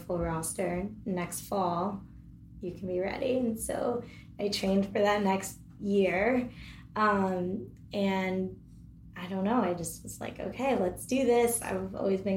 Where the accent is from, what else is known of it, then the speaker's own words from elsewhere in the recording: Connecticut, United States; I'm from Connecticut